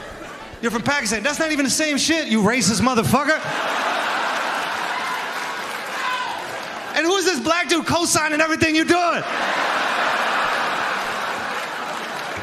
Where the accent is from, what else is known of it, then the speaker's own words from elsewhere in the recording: New York, United States; I'm from New York